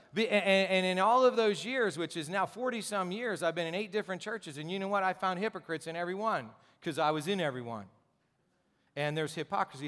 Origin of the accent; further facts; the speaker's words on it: Gipsy, Pennsylvania, United States; I grew up in Gypsy, Pennsylvania